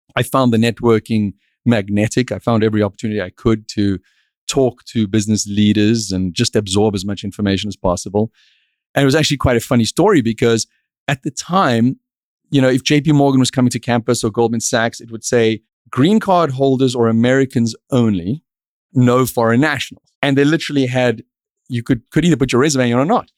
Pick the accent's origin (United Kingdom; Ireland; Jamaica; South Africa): South Africa; moved away as an adult; now in Miami, United States; I grew up in South Africa